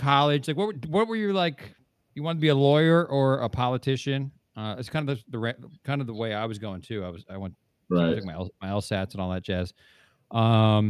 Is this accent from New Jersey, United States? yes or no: yes; New Jersey, United States; moved away as an adult; also born or lived in New York; I grew up in New Jersey, so my hero was Bill Bradley